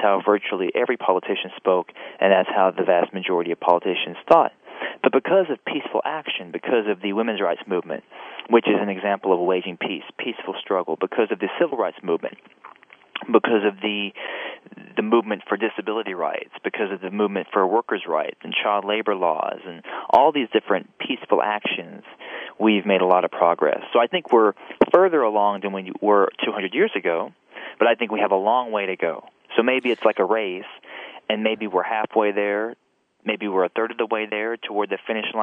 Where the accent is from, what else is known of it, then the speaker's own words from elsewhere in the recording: Alabama, United States; I was raised in Alabama